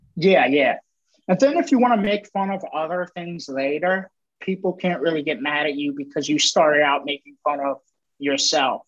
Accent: Maryland, United States; I'm from Maryland

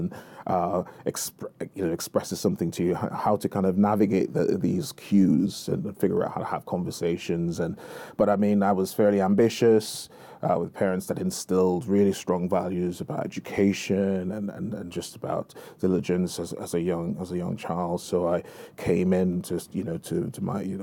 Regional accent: Jamaica; now in United Kingdom; I'm of Jamaican heritage. I was born there, and I live in the UK

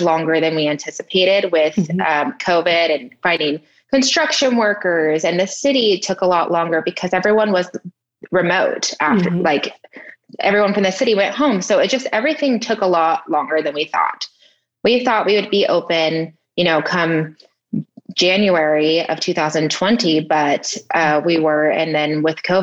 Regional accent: Redlands, California, United States; I'm from Redlands, California. And that's where I currently live right now. It's my hometown.

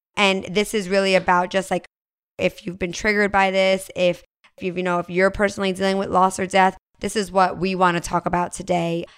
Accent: New Jersey, United States; moved away; I'm originally from New Jersey

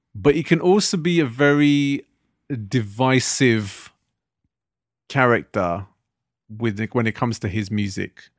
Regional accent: Southall, London, United Kingdom; growing up in Southall

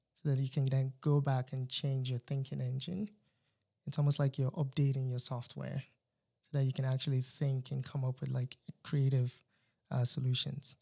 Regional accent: Nigeria; moved away as an adult; now in North Carolina, United States; I was born in Nigeria, uh, pretty much raised till after high school. And then came to the United States for college

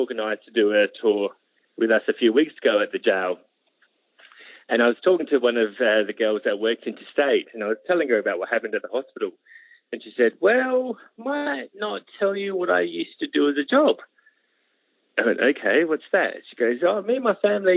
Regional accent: Adelaide, South Australia, Australia; born and bred Adelaide, never really moved far

